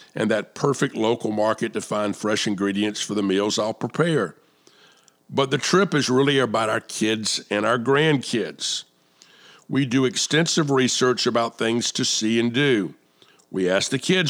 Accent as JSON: {"language": "English", "town": "Atlanta", "region": "Georgia", "country": "United States", "tie": "born or raised there", "said": "my hometown of Atlanta"}